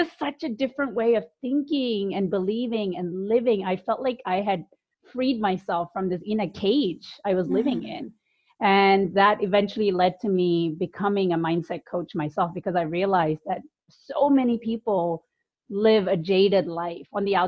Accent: India; also born or lived in United Kingdom; now in United States; So I grew up in India, the UK, and I've lived in the US for the longest period of my life. And I was a good Indian girl, very conservative family.

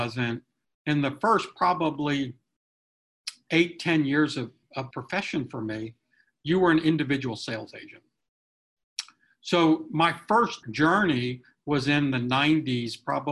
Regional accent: near Cary, North Carolina, United States; Cary, North Carolina, which is close to my hometown

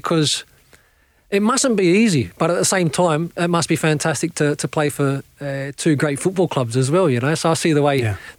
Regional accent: Australia; I'm from Australia

